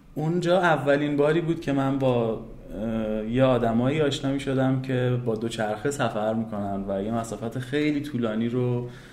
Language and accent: Persian; Tehran, Tehran Province, Iran; also born or lived in Karaj, Iran; متولد تهرانم